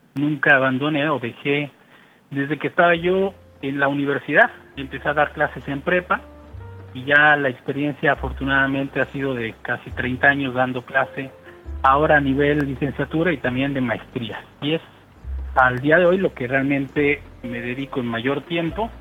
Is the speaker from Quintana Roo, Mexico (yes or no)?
no; Oaxaca, Mexico; moved away as an adult; now in Mérida, Mexico; yo soy originario de Oaxaca, la capital del estado de Oaxaca